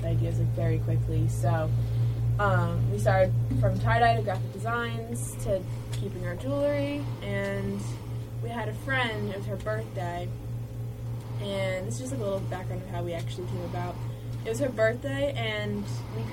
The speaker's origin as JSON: {"language": "English", "town": "Manhasset", "region": "New York", "country": "United States", "tie": "born or raised there", "also_born_or_lived": "Hampton Bays, New York", "said": "I am from Long Island, New York. I grew up in a small town called Manhasset"}